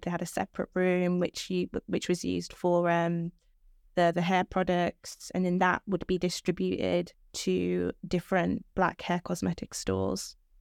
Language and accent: English; Birmingham, West Midlands, United Kingdom; I'm twenty, and I was born in Birmingham.